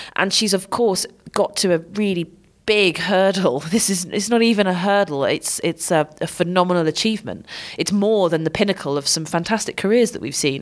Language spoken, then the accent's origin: English; United Kingdom; I'm British